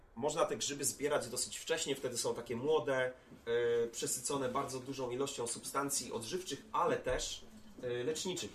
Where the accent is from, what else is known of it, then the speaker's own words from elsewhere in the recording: Łódź, Łódź Voivodeship, Poland; mojego rodzinnego miasta, czyli Łodzi.